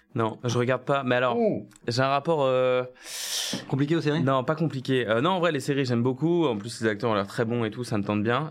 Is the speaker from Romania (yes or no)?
no; Nantes, Pays de la Loire, France; moved away as an adult; also born or lived in Lille; now in Paris, France; je viens de Nantes à la base